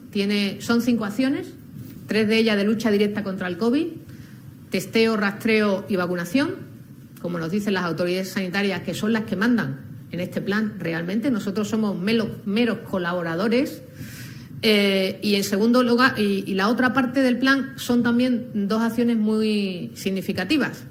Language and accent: Spanish; Andalusia, Spain; como andaluza